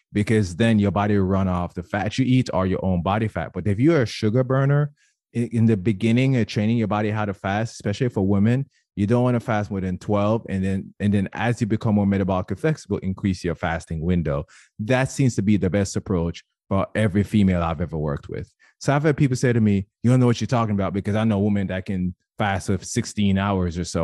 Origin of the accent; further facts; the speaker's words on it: Jamaica; moved away; I was born and raised in Jamaica, and I, I know for sure whenever I go home